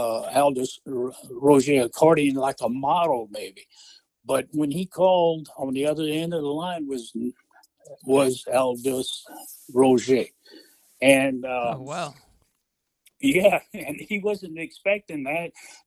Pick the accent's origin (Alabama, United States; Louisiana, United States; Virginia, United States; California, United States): Louisiana, United States; Acadia Parish, Acadiana; also born or lived in Lafayette, Louisiana; The parish where I'm from is just west of where I live. I live in Lafayette, which is Lafayette Parish. But I grew up in Acadia Parish.